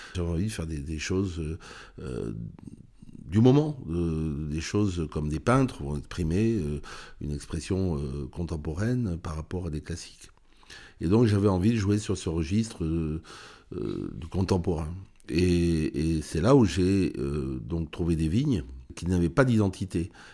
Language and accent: French; Saint-Émilion, Nouvelle-Aquitaine, France; J'étais de Saint-Émilion. J'étais à l'école maternelle de Saint-Émilion